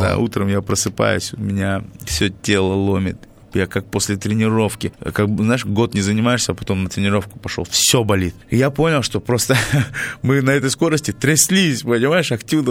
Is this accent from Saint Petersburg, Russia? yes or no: no; Kalmykia, Russia; moved away as an adult; now in Salekhard, Russia; я из Калмыкии, где зафиксирована официально самая жаркая точка